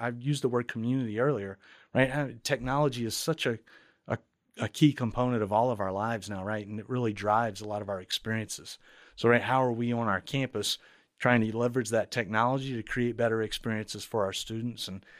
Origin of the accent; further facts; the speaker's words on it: Baton Rouge, Louisiana, United States; my background being in and around higher ed, I grew up at LSU in Baton Rouge, Louisiana